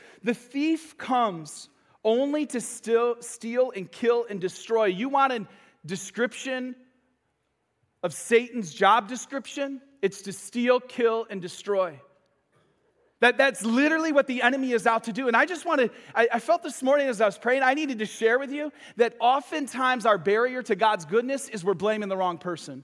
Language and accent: English; Michigan, United States; moved away as an adult; now in Florida, United States; I'm from Michigan.